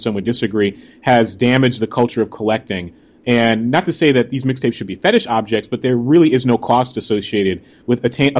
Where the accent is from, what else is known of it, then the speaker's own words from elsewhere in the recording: Connecticut, United States; I'm from Connecticut. I had relatives in New York, Staten Island